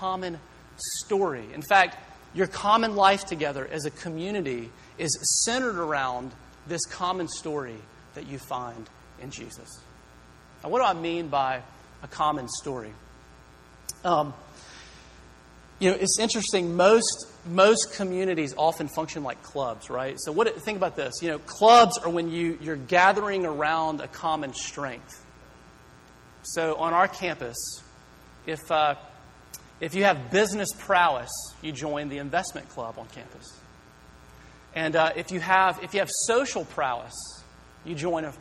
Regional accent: Greenville, United States; moved away as an adult; now in Berkeley, United States; I'm from Greenville. I grew up here

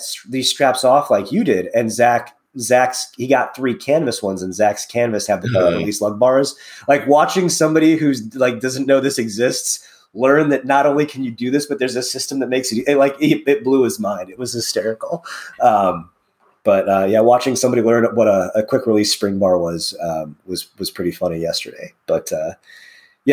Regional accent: Northern Indiana, United States; I grew up in Northern Indiana, played football all the way through November in high school

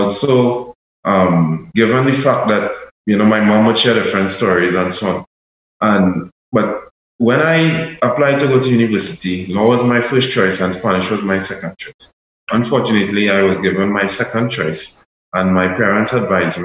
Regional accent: Trinidad & Tobago; myself, as a Trinidadian national

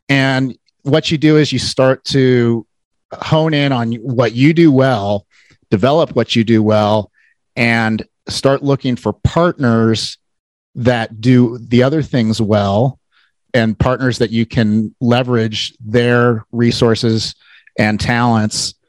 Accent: Cincinnati, Ohio, United States; I am from Cincinnati

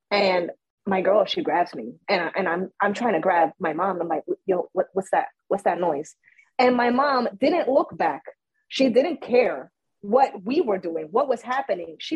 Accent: Puerto Rico; also born or lived in United States; I was born in Puerto Rico, but at one year old I was brought to the United States. So I was uh, you know in the schools here until I was nine. And then once I was nine, my mom, you know, she brought me back to Puerto Rico.

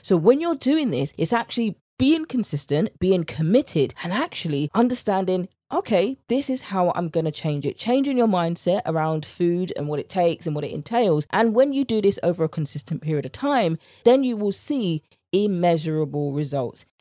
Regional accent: United Kingdom; accent: British; my British accent

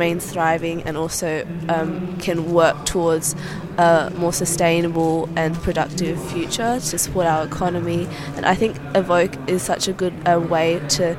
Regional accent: Vietnam; now in Australia; my home country of Vietnam

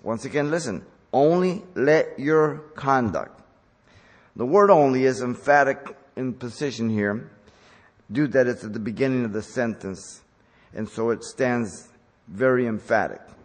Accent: Mexico; moved away; I grew up in Mexico

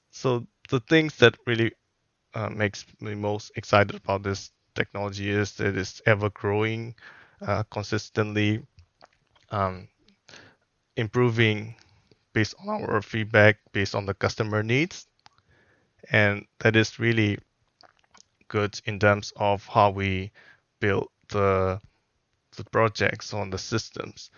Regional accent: Myanmar; moved away as an adult; also born or lived in Singapore; now in Wellington, New Zealand; I am originally from Myanmar, so that is one of the Southeast Asian country.

